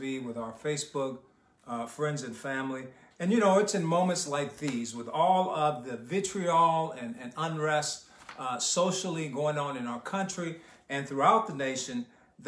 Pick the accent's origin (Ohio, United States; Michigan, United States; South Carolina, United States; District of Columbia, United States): Michigan, United States; Detroit; English is a second language; also born or lived in Havana, Cuba / Los Angeles, California; I was born in Havana, Cuba. Came to the United States here in Detroit, Michigan, at the age of 5 years old. My brother and I had a younger brother. We did not speak one word of English as we entered elementary school.